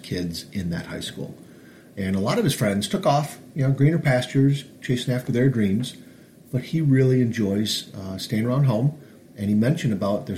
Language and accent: English; Northville, Michigan, United States; I grew up in Northville